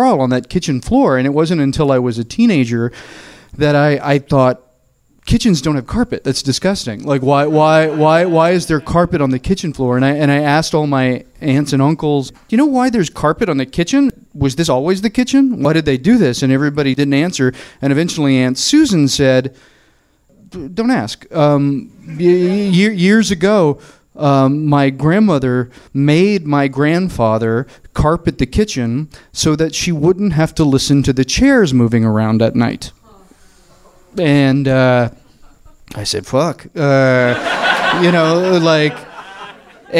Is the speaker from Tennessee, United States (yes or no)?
yes; Murfreesboro, Tennessee, United States; now in Los Angeles, United States; I am from the South. My family is very Southern, and we're from a small town called Murfreesboro, which is 30 miles south of Nashville.